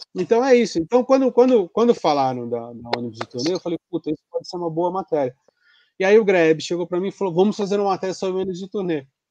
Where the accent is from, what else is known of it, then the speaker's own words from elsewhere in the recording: Santos, São Paulo, Brazil; eu sou de Santos